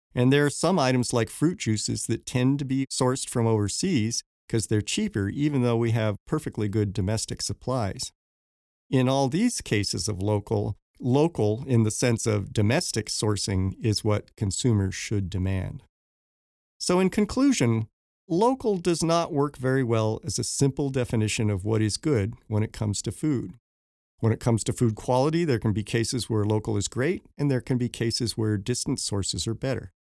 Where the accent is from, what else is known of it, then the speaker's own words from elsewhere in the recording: Denver, Colorado, United States; growing up in Denver